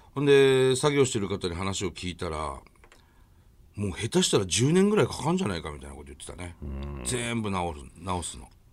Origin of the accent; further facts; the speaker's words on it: Tohoku, Japan; やっぱ東北の人間なんだろうね